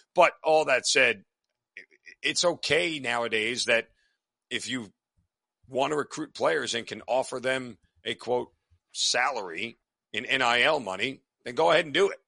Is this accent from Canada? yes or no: no; United States; I'm an American.